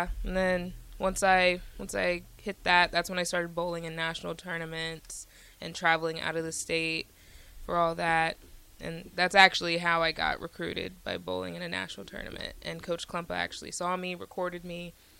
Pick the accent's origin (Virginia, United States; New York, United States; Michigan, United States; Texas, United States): Virginia, United States; Woodbridge; So I'm from Woodbridge, Virginia.